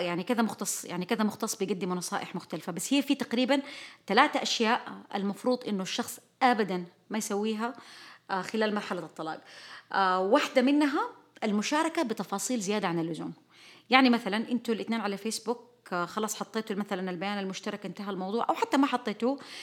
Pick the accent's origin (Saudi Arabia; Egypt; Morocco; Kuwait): Saudi Arabia; نحن كشعب سعودي